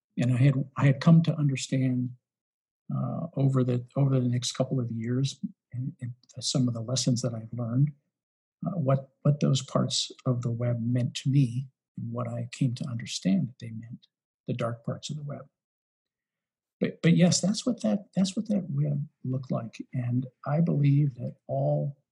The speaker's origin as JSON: {"language": "English", "region": "Western Pennsylvania", "country": "United States", "said": "I'm from Western Pennsylvania"}